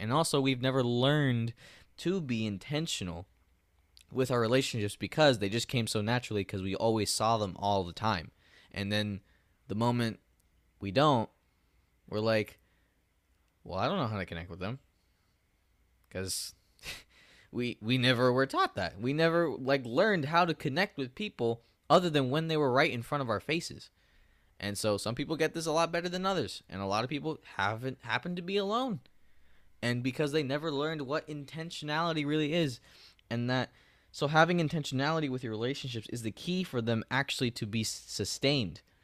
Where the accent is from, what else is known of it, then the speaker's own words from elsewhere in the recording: United States; I'm an American